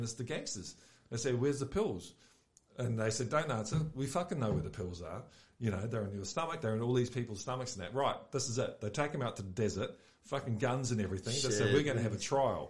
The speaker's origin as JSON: {"language": "English", "region": "Auckland", "country": "New Zealand", "tie": "born or raised there", "moved": "yes", "lives_now": "Australia", "said": "I grew up in South Auckland, so we all had to pretend to be staunch to survive."}